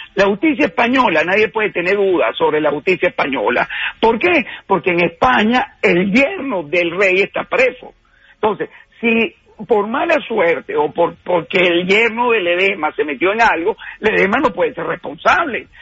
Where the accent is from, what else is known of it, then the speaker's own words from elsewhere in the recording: Venezuela; somos los venezolanos